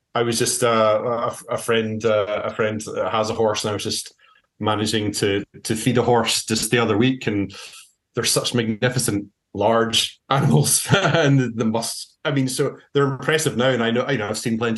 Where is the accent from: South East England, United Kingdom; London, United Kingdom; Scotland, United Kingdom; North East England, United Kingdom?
Scotland, United Kingdom; as a Scot